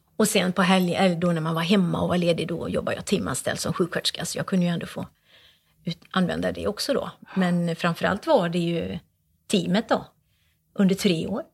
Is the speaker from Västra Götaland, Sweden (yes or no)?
yes; Borås, Västra Götaland, Sweden; Borås är ju min hemstad